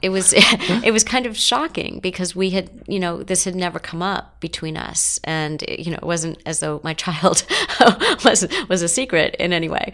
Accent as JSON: {"language": "English", "town": "Los Angeles", "region": "California", "country": "United States", "tie": "born or raised there", "said": "I grew up in Los Angeles"}